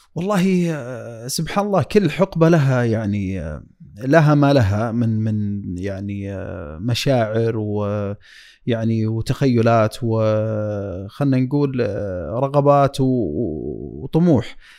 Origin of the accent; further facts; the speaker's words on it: Dammam, Eastern Province, Saudi Arabia; moved away as an adult; now in Riyadh, Saudi Arabia; طفولتي كانت يعني في الشرقية وحياتي ودراستي وبداية عملي